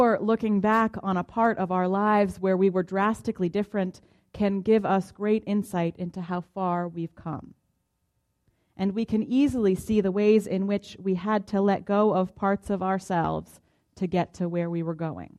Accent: Boston, Massachusetts, United States; now in Tulsa, United States; I identify as a Bostonian, which connects me to the people from my hometown

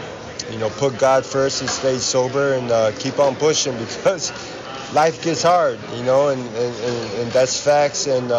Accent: Chicago, Illinois, United States; I'm from Chicago

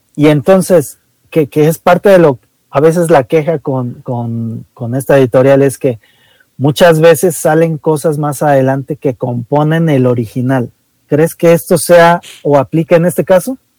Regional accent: Mexico; lo que somos hoy como mexicanos

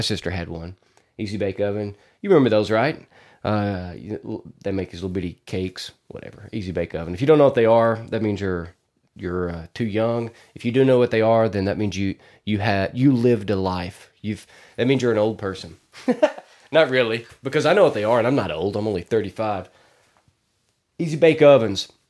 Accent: Arkansas, United States; I'm from Arkansas

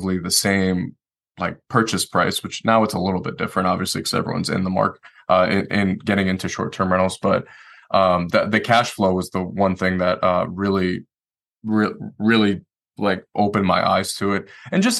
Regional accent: Detroit, Michigan, United States; moved away as an adult; now in Asheville, United States; I'm originally from Detroit, Michigan. So I moved here the day I got out of the Marine Corps

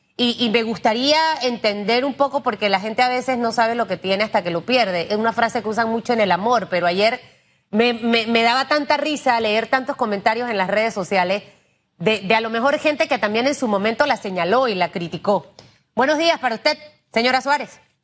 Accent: Panama; como panameña y como periodista

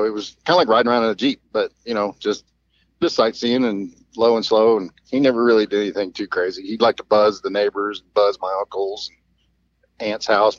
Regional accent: Myakka City, Florida, United States; also born or lived in Bradenton, Florida / Wauchula, Florida; I was born in Bradenton, Florida, raised there for a while, and then ended up growing up in Myakka, Florida

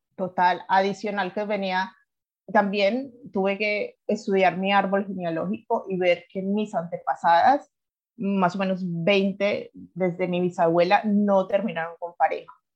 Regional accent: Colombia; moved away as an adult; also born or lived in Ireland; now in Alicante, Spain; yo soy colombiana, de siete años estoy viviendo en Europa

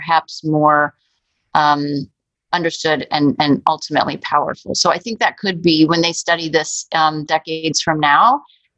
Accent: Chicago, Illinois, United States; as a parent and as a Chicagoan

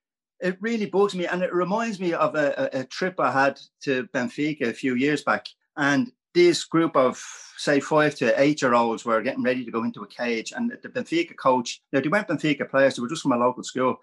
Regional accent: Ireland; as an Irish coach, what would happen in Ireland?

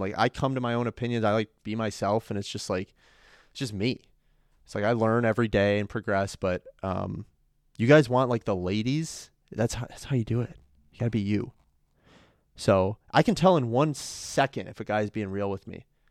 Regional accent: Chicago, Illinois, United States; I'm from North Side Chicago

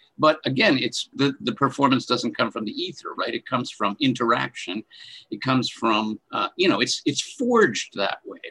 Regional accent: Rochester, New York, United States; moved away as an adult; also born or lived in Meadville, Pennsylvania; now in Pittsburgh, United States; I'm from Rochester, New York

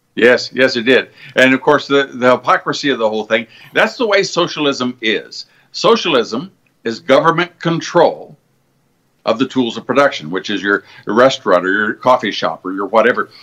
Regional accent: Cincinnati, Ohio, United States; I'm from Cincinnati

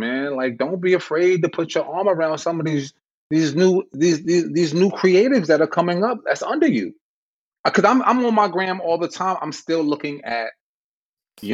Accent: New York City, New York, United States; I'm from the Bronx

